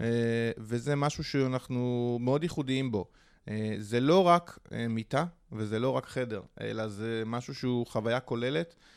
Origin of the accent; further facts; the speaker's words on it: Holon, Tel Aviv District, Israel; גדלתי בחולון